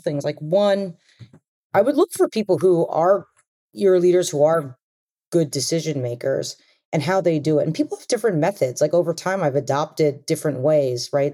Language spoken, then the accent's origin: English; Long Island, New York, United States; I grew up on Long Island actually, and I had parents who immigrated here